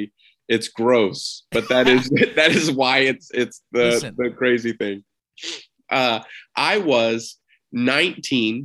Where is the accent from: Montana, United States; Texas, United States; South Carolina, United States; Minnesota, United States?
Texas, United States; I'm from Texas